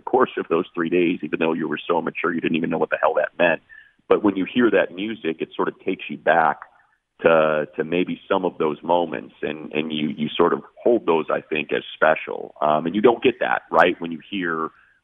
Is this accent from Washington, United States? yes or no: no; Chicago, Illinois, United States; growing up in Chicago, you know, hardcore was really important to me